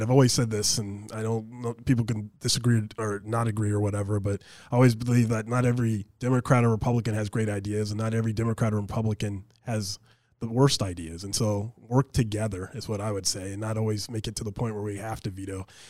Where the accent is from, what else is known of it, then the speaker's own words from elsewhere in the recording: Anchorage, Alaska, United States; I graduated from East High School, grew up in East Anchorage